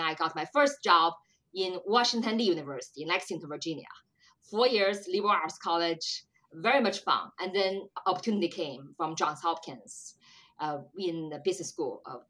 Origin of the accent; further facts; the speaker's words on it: China; moved away as an adult; also born or lived in Michigan, United States; now in United States; I was born in China. I came to States 20 years ago.